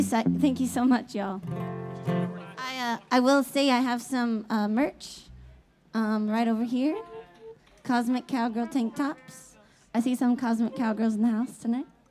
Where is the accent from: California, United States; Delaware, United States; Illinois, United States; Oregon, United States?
Oregon, United States; Eugene; I'm from Eugene, Oregon